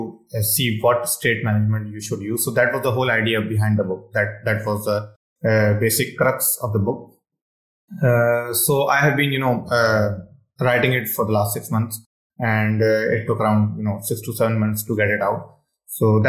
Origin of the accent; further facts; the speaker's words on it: Pakistan; English is a second language; I'm from Pakistan.